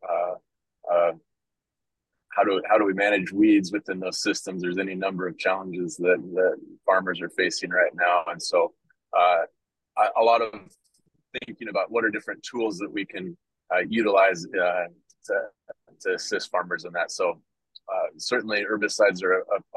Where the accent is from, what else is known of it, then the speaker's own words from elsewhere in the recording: Washington, United States; moved away as an adult; now in Nebraska, United States; I grew up in the Pacific Northwest, out in Washington State